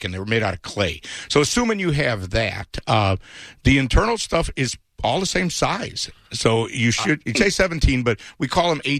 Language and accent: English; Kansas, United States; Um, we're from Kansas, but we live here, and we love pulled pork.